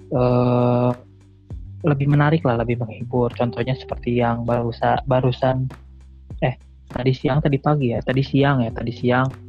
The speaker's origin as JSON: {"language": "Indonesian", "region": "West Java", "country": "Indonesia", "tie": "born or raised there", "said": "mohon maaf karena kita asli Sunda"}